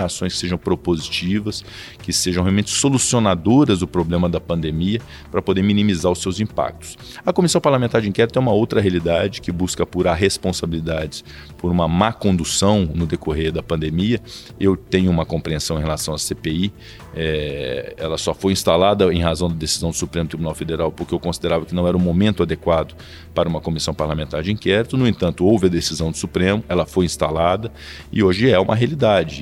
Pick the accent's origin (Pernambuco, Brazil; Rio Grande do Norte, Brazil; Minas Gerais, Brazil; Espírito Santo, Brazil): Minas Gerais, Brazil; Passos; moved away; also born or lived in Belo Horizonte; Vim do interior da cidade de Passos para estudar em Belo Horizonte